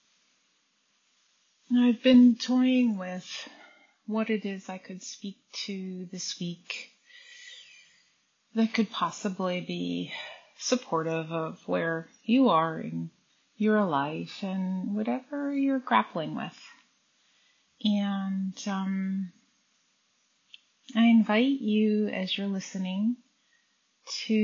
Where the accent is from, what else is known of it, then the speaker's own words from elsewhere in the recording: United States; Growing up, I grew up in the United States